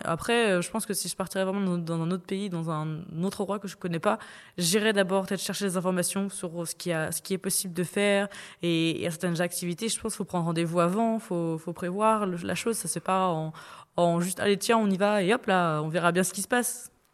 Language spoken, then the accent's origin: French; Brittany, France; je suis bretonne, il y a des traditions bretonnes qu'on fait souvent